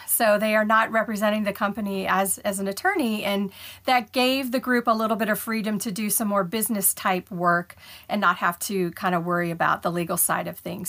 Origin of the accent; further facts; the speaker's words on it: Ohio, United States; moved away as an adult; now in Houston, United States; I was born and raised in Ohio, and I had not left Ohio yet. You know, all my schooling was there, all my jobs were there.